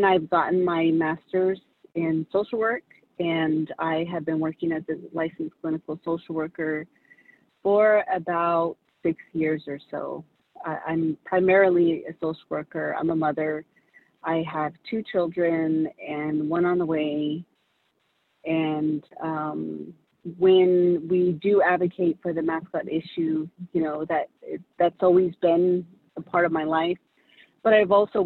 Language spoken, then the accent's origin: English; Big Mountain and Forest Lake area, Arizona, United States; also born or lived in Kansas; I'm from the Navajo Nation, an area called Big Mountain and Forest Lake area